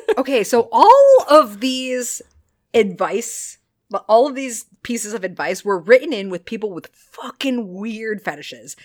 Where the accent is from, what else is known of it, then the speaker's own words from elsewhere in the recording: Chesterfield, New Hampshire, United States; I grew up in Chesterfield, New Hampshire, and I went to farm camp